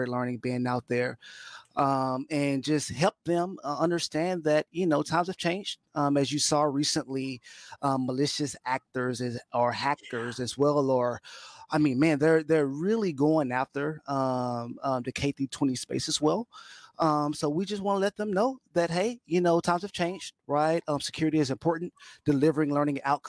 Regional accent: Dallas, Texas, United States; now in Katy, United States; born and raised Dallas, Texas. I live here in Katy, Texas now, west of Houston.

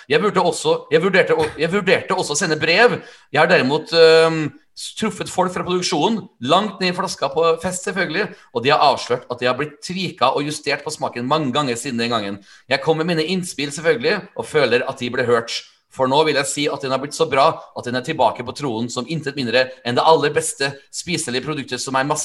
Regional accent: Skreia, Innlandet, Norway; siden jeg kommer fra Skreia

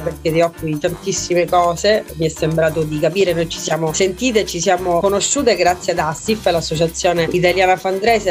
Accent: Messina, Sicily, Italy; sono messinese

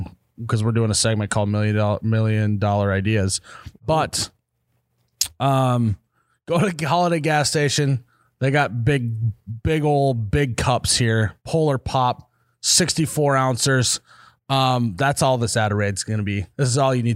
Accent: North Dakota, United States; I'm from North Dakota

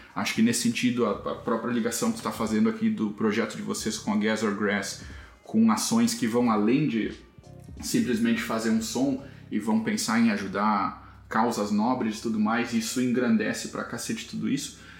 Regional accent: Santa Rosa, Rio Grande do Sul, Brazil; moved away; also born or lived in Santo Cristo; Eu cresci, passei a maior parte da minha vida em Santa Rosa, um é, município ao lado ali

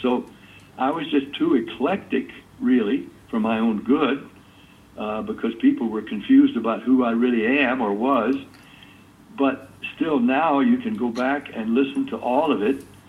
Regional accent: Nashville, Tennessee, United States; I'm a country boy. I grew up in Nashville

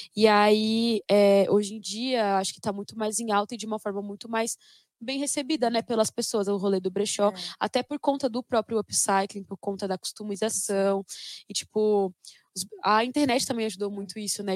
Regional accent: São Paulo, Brazil; eu sou nascida e criada no Capão Redondo

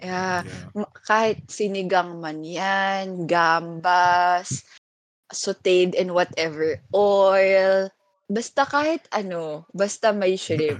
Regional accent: Masbate, Bicol Region, Philippines; now in Manila, Philippines; sa amin sa Masbate, pag may lechon, may dinuguan

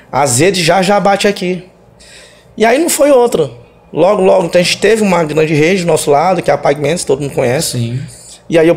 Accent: Maranhão, Brazil; Olha, Somos do Maranhão.

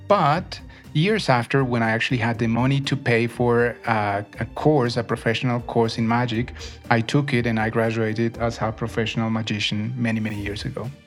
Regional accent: Bogota, Colombia; also born or lived in Neiva, Colombia; my family moved to Bogota when I was very little. I understand I was one year old. So I've been in Bogota for most, most part of my life, but I was born in Neiva

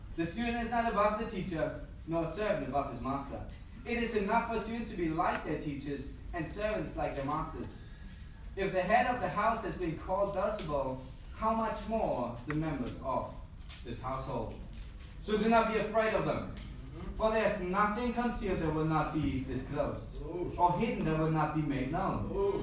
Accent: Germany; moved away as an adult; also born or lived in Peru / Hamburg, Germany / Australia; the first time when, that I moved from Germany was when I was 19 years old

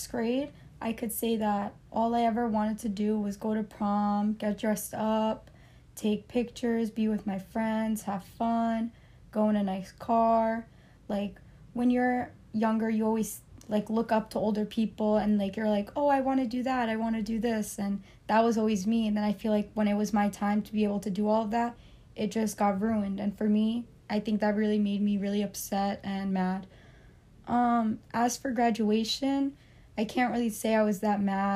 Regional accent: Cliffside Park, New Jersey, United States; I was also born and raised in New Jersey in a town called Cliffside Park

